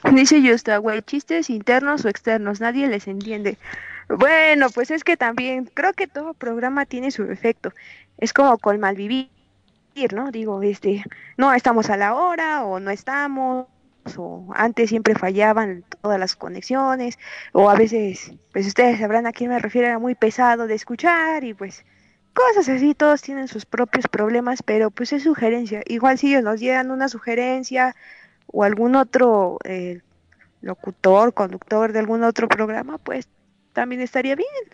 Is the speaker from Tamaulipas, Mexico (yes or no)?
yes; Reynosa, Tamaulipas, Mexico; moved away; cuando era niña y vivía en Reynosa, Tamaulipas, es en la frontera con Estados Unidos.